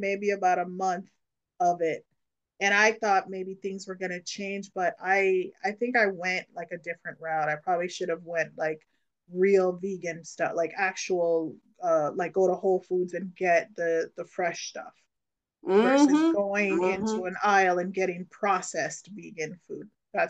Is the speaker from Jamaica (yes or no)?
yes; Jamaica; born there; I was born in Jamaica. So